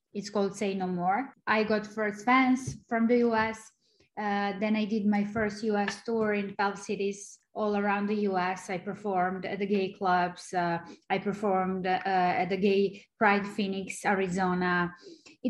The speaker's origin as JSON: {"language": "English", "country": "Serbia", "second_language": "English", "moved": "as an adult", "lives_now": "United States", "said": "I'm originally from Serbia, from a small country, and it wasn't easy for me to try to make it in the US"}